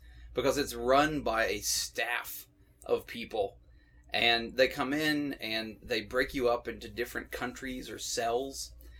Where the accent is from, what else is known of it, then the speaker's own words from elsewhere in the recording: Knoxville, Tennessee, United States; I'm from Knoxville.